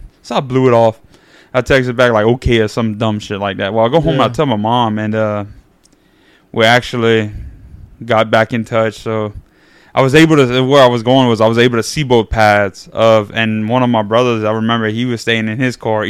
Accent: New Iberia, Louisiana, United States; I grew up in Acadian Acres.

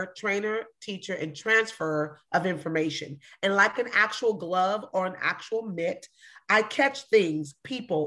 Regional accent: Long Beach, California, United States; I'm from Long Beach, California

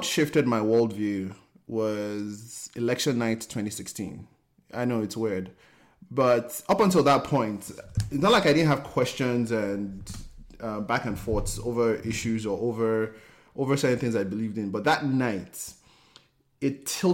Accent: Nigeria; moved away as an adult; now in United States; Growing up in Nigeria, I felt like it, I felt like I didn't fit

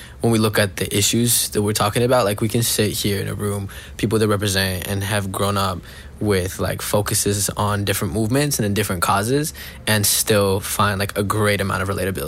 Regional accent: Boulder, Colorado, United States; I'm from Boulder, Colorado. My family's from Mexico City.

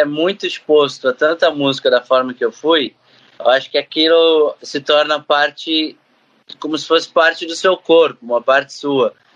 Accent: Brazil; eu, que vim do Brasil

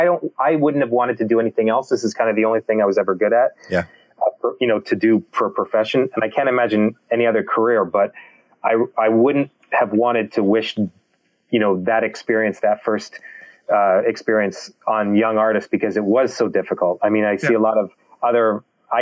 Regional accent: Canada

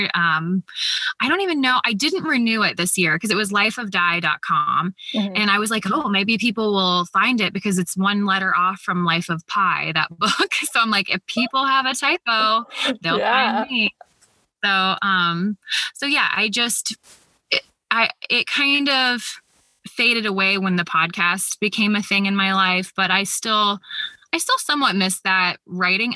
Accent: Columbus, Ohio, United States; I grew up in Columbus, Ohio, and I'm still here

